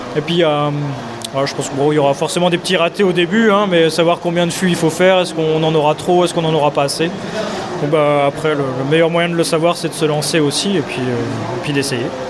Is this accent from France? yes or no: yes; Lille, Hauts-de-France, France; moved away as an adult; now in Saint-Wandrille, France; dans ma jeunesse à Lille